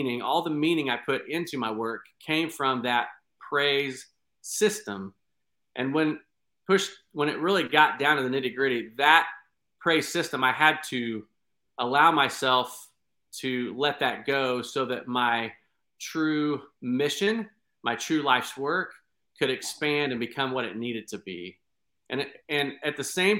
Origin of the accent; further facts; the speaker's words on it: Clay County, Indiana, United States; moved away as an adult; also born or lived in Houston, Texas; I am from the state of Indiana, and I was born and raised in Clay County, Indiana.